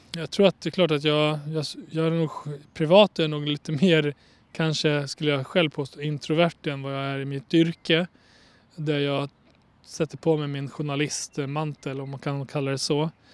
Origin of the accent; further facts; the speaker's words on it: Borlänge, Dalarna County, Sweden; also born or lived in Kosovo; jag är från Bålänge, vuxit upp i Bålänge